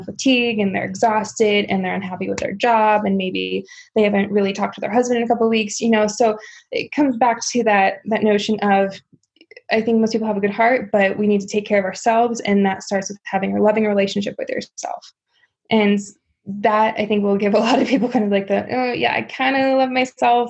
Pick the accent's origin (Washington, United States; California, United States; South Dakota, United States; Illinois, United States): South Dakota, United States; growing up in South Dakota